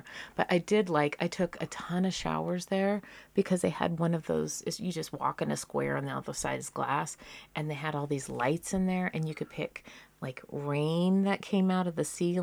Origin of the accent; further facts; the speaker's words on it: Reno, Nevada, United States; also born or lived in Seattle; growing up in Reno and being in the Seattle-ish grunge scene in the 90s